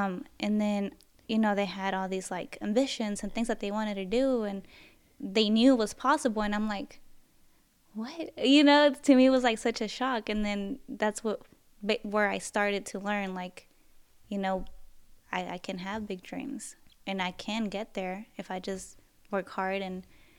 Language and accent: English; Freeport, Texas, United States; In Freeport.